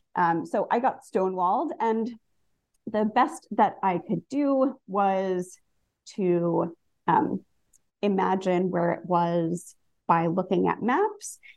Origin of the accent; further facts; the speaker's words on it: New Jersey, United States; I grew up in New Jersey